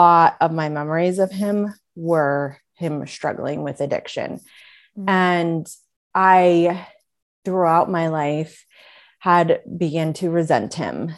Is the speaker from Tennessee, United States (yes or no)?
no; West Virginia, United States; moved away; I grew up in West Virginia